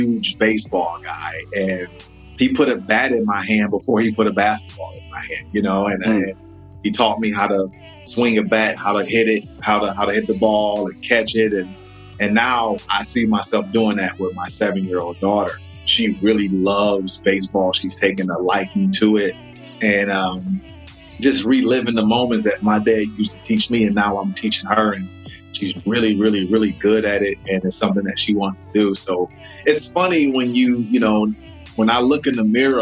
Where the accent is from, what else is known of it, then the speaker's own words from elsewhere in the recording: Detroit, Michigan, United States; moved away as an adult; now in Florida, United States; I'm an East Sider. I grew up on East State Fair, I-75, in that area. So born and raised there.